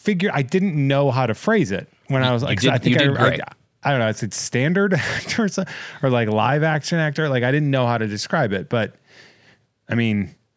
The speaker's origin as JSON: {"language": "English", "region": "Massachusetts", "country": "United States", "said": "I'm from Massachusetts."}